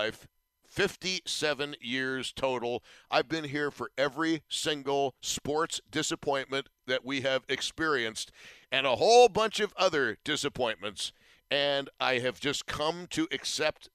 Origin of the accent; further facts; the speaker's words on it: Buffalo, New York, United States; I'm from Buffalo.